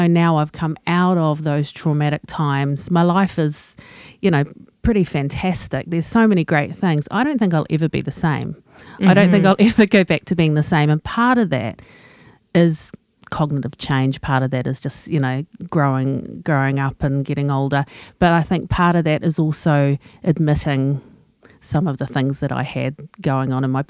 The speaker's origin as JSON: {"language": "English", "region": "England", "country": "United Kingdom", "said": "So, you know, I'm English. I keep calm and carry on."}